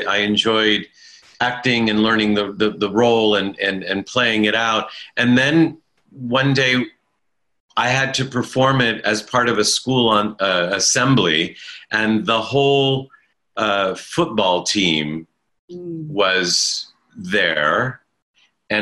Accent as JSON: {"language": "English", "country": "United States", "tie": "born or raised there", "first_language": "Italian", "second_language": "English", "said": "I was born in America"}